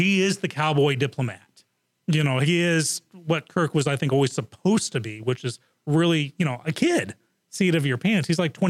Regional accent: Japan; I grew up in Japan, so I'm like hardcore on the original.

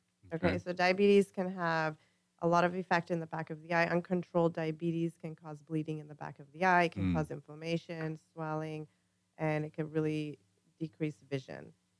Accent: Vancouver, British Columbia, Canada; moved away as an adult; now in United States; We're born and raised in Canada.

